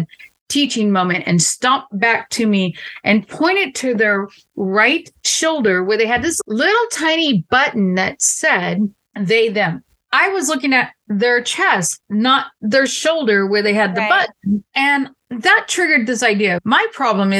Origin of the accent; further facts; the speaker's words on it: the South, United States; I am from the South, which we mentioned before, and I do sirs and ma'ams